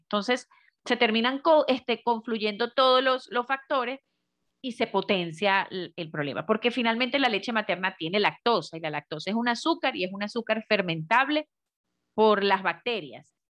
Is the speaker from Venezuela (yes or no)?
yes; Venezuela; moved away as an adult; now in Medellín, Colombia; yo soy venezolana de nacimiento, pero hace ya cuatro años eh, eh, emigré hacia, hacia Colombia y estoy justamente en la ciudad de Medellín